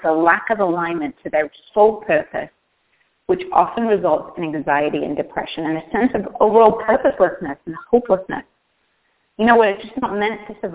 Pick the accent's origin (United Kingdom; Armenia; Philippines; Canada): United Kingdom; the north of England; moved away as an adult; now in United States; when I was growing up in Northern England in an industrial town